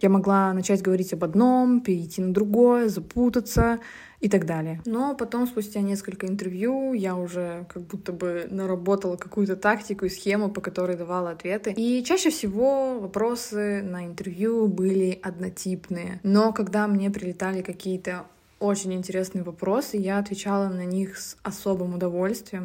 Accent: Yasnogorsk, Zabaykalsky Krai, Russia; moved away; also born or lived in Tomsk Oblast; я родом из очень маленького поселка в Забайкальском крае, Оловянинского района. Этот поселок называется Ясногорск.

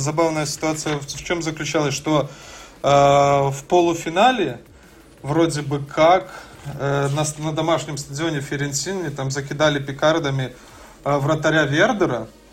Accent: Belarus; я ж сам из Беларуси

